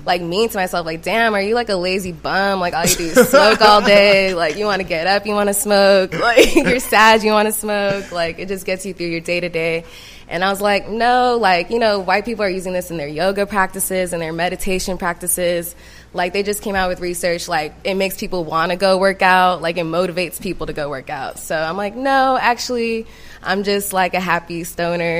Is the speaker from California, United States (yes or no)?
yes; California, United States; moved away as an adult; now in Atlanta, United States; I'm originally from Cali